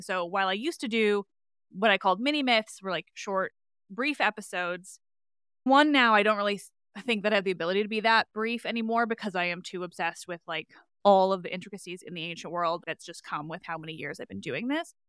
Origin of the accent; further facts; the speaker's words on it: Canada; I say grade seven because I am Canadian